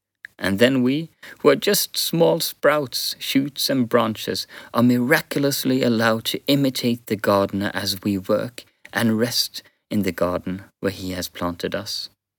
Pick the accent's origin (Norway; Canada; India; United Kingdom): Norway; Western Norway; Even though I am from Western Norway and now live in the Southeast, I can relate.